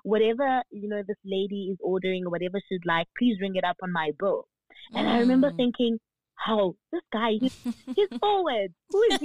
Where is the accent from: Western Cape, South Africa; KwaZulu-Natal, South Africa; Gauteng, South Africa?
Gauteng, South Africa; Pretoria; moved away as an adult; also born or lived in Eastern Cape / Johannesburg; I was, I was raised in Pretoria. I'm from the Eastern Cape, but raised in Pretoria